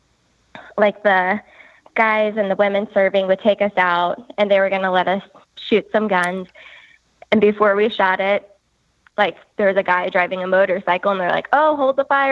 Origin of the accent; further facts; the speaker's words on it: St. Louis, Missouri, United States; I grew up in St. Louis.